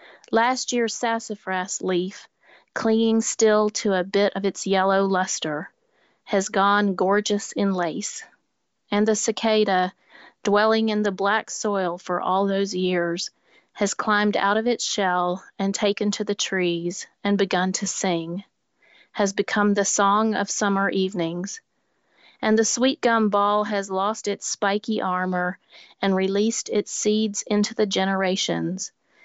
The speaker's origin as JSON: {"language": "English", "town": "Nashville", "region": "Tennessee", "country": "United States", "tie": "born or raised there", "said": "The other original artworks were put on display at Parnassus Books, my hometown bookshop here in Nashville"}